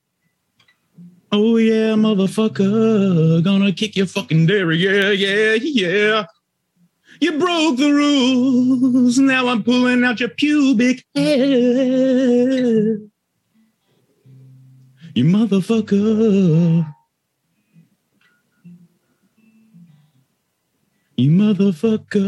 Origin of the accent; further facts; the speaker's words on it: Southern California, United States; I'm from Southern California, not necessarily like a beach town